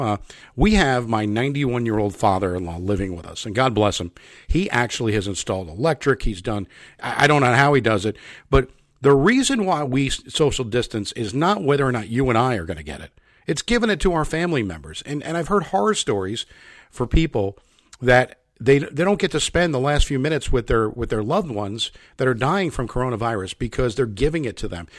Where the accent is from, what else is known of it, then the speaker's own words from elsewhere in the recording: United States; moved away; also born or lived in New York; I, I am from New Jersey and New York originally